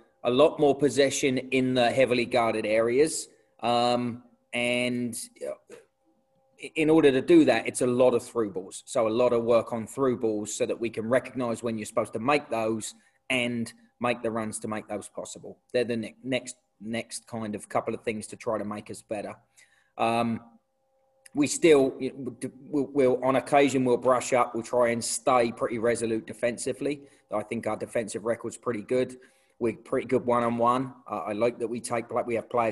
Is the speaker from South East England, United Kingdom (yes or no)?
yes; Portsmouth, South East England, United Kingdom; moved away as an adult; now in United States; originally grew up in a place called Portsmouth on the south coast of England. I lived there until I was about 21 or 22